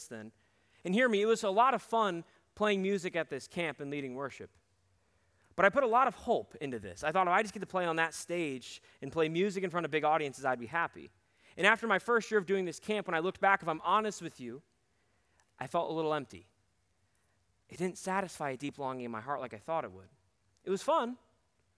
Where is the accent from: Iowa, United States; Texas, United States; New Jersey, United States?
Iowa, United States; Cedar Rapids; we would play gigs around my hometown of Cedar Rapids